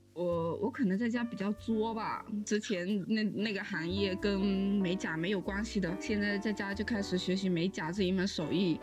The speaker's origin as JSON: {"language": "Chinese", "country": "China", "moved": "yes", "lives_now": "Turin, Italy", "said": "对于我们中国人来说，封城比起病毒的话都是一个可以接受的范围内"}